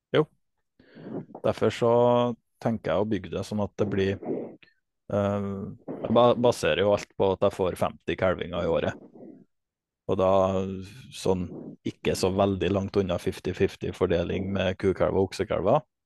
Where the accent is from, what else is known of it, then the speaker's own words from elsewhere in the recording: Namdalseid, Trøndelag, Norway; jeg kommer fra Namdalseid og bor nå på heimgården min, som jeg har tatt over i lag med familien min